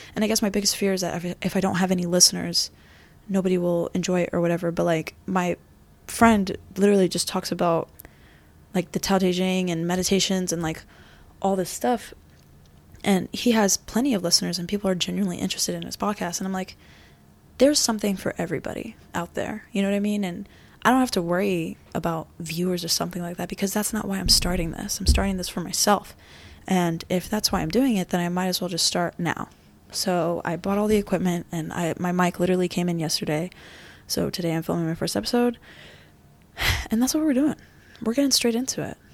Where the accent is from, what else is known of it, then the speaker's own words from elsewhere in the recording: Florida, United States; also born or lived in New York; was born in New York, raised in Florida